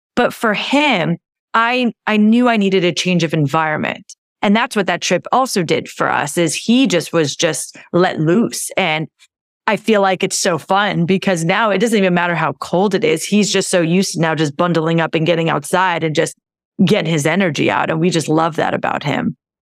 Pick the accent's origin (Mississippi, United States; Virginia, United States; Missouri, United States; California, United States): California, United States; moved away as an adult; I grew up in California, my husband grew up in California, we have family there.